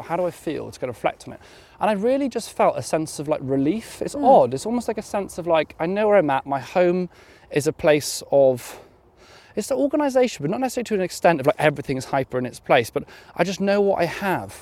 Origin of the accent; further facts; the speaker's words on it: Wales, United Kingdom; Growing up in Wales